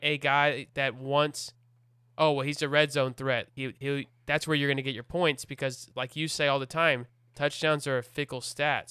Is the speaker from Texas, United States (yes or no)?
yes; Houston, Texas, United States; I'm from Houston. I grew up a Texans fan